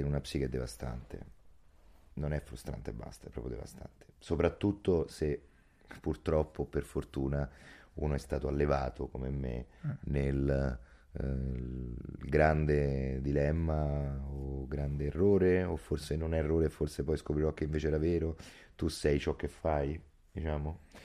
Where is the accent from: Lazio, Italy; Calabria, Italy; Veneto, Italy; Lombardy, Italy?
Lazio, Italy; Rome; Soprattutto a Roma, soprattutto io sono dell'Alessandrino, il mio quartiere